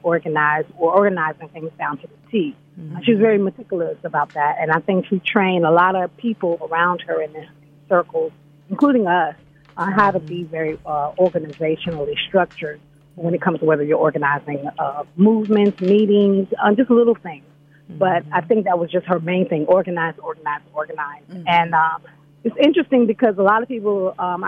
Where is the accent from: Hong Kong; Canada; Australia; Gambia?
Gambia; also born or lived in United States; growing up in the Gambia